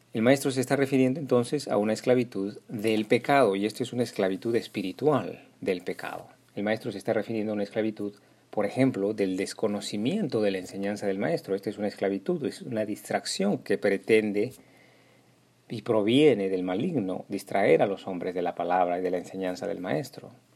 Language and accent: Spanish; Peru; mi pueblo peruano